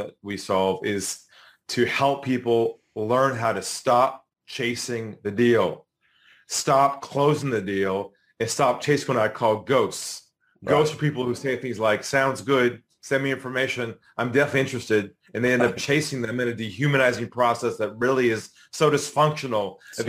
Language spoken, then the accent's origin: English; San Diego, California, United States; I'm originally from San Diego, California, a West Coast guy.